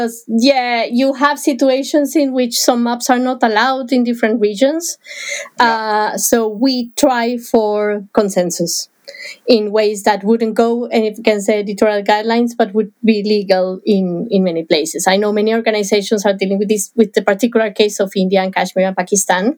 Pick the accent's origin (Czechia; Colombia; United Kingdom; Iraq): Colombia; Bogotá, Bogotá Capital District; moved away; where I was born in Bogota